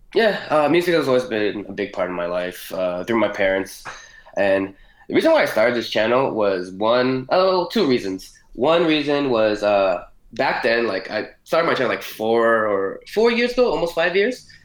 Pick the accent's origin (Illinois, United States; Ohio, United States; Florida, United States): Florida, United States; Miami; Born in Miami, Florida